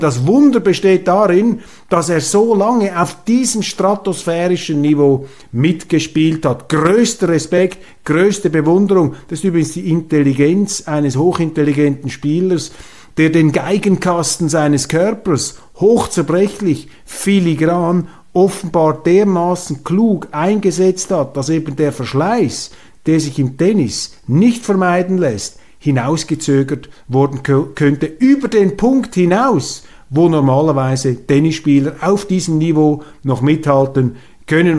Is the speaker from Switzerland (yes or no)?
yes; Switzerland